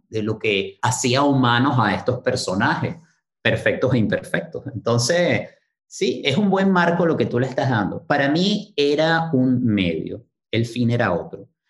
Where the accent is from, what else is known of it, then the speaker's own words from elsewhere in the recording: Caracas, Capital District, Venezuela; crecí en Caracas